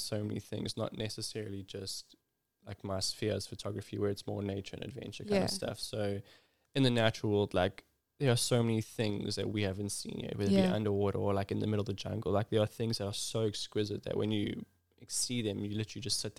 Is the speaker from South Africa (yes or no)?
yes; Ballito, KwaZulu-Natal, South Africa; I'm originally from Belito in KZN, and like lived around the surfing lifestyle.